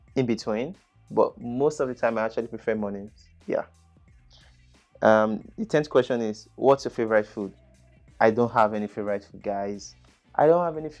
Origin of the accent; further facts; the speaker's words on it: Benin City, Edo, Nigeria; first language English; I grew up in Edo State, Nigeria. It's Asian city, which is Benin.